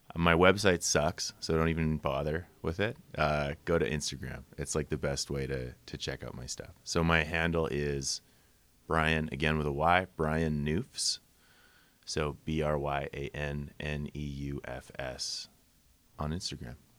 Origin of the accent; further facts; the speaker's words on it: Winnipeg, Manitoba, Canada; moved away; also born or lived in Saskatchewan; I'm from Winnipeg originally